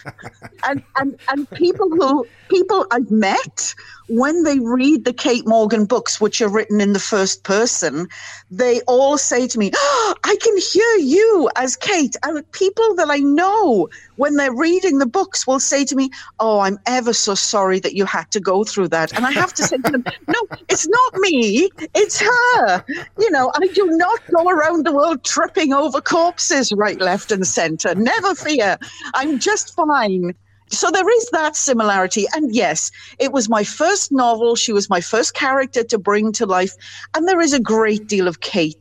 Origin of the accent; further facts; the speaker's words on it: Wales, United Kingdom; accent: Welsh; moved away as an adult; also born or lived in Vancouver area, Canada; now in British Columbia, Canada; I'm Welsh. I was born there, raised there, didn't emigrate until I was 40.